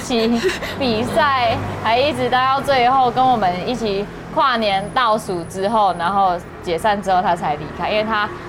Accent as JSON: {"language": "Chinese", "country": "Taiwan", "said": "我们台湾，身为台湾人"}